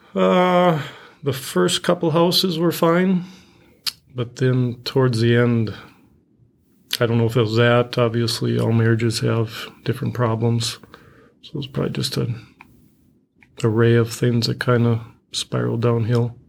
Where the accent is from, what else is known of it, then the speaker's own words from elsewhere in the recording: Hazel Run, Minnesota, United States; I grew up in a small town, uh, kinda down by Marshall as well. Uh, it was called Hazel Run.